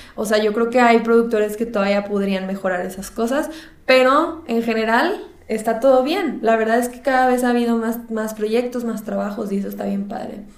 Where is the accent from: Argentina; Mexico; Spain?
Mexico; Monterrey, Nuevo León; yo soy de Monterrey